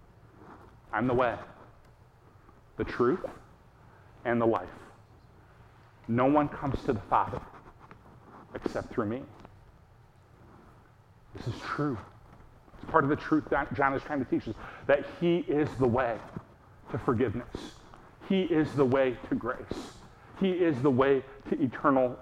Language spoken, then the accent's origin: English; United States; we, as an American people